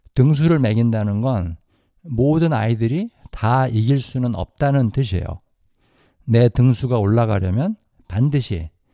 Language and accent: Korean; South Korea; moved away; 저는 한국에서 자랐으니까 한국에서 학교를 다녔어요.